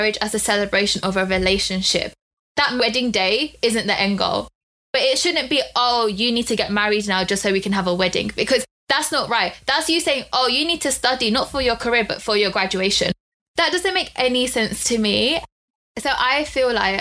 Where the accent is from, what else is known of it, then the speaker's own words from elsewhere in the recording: United Kingdom; we're British, but we're also Indian